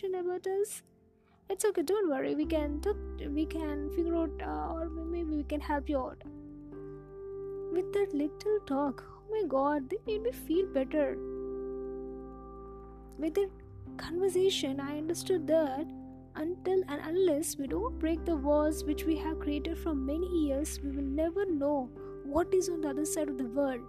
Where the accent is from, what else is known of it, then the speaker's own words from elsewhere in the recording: India; Growing up in India, I was taught to respect your friends, family and elders.